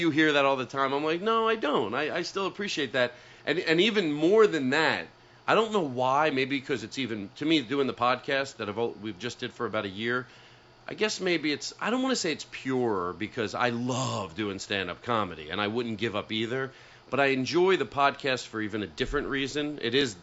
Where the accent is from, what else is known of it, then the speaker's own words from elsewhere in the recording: Philadelphia, Pennsylvania, United States; now in Los Angeles, United States; I grew up in Philadelphia, the main line, you know, Villanova area